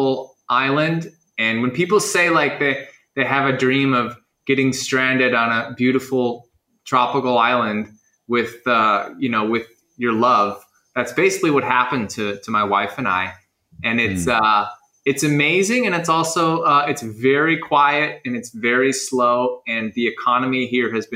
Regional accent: Chicago, Illinois, United States; also born or lived in Los Angeles; now in Bali, Indonesia; I'm from Chicago. I moved to Los Angeles and spent 10 years in Los Angeles

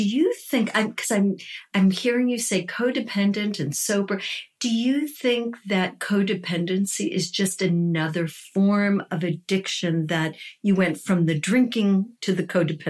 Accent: New York, United States; Now, I'm a New Yorker.

